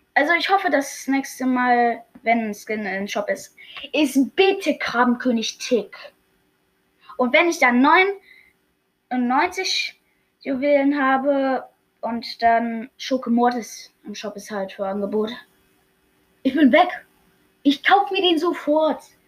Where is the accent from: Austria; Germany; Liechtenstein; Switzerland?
Germany; Ich bin Deutscher